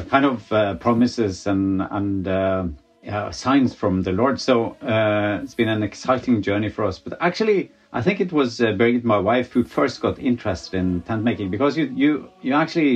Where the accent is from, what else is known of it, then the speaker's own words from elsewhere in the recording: Norway; also born or lived in Azerbaijan; we come from Norway